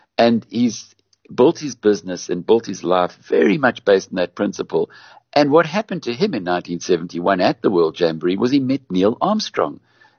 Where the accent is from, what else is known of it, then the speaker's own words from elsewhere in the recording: Newcastle, KwaZulu-Natal, South Africa; My hometown of Newcastle